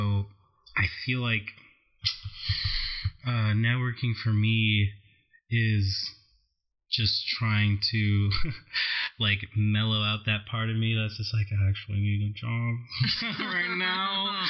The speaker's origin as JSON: {"language": "English", "region": "New York", "country": "United States", "moved": "yes", "lives_now": "Los Angeles, United States", "said": "I'm from New York"}